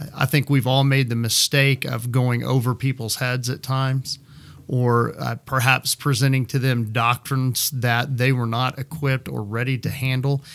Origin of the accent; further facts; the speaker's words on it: Midland, Texas, United States; moved away as an adult; also born or lived in Florida / Kansas City; I am a native Midlander. Uh, I grew up in Midland